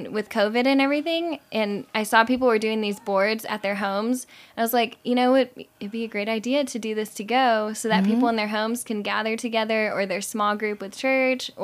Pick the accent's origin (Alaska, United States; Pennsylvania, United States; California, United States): California, United States; moved away as an adult; now in Lubbock, United States; I grew up in California too